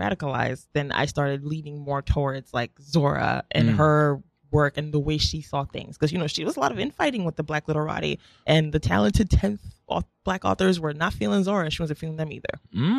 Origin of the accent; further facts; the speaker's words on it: New York, United States; I'm from New York.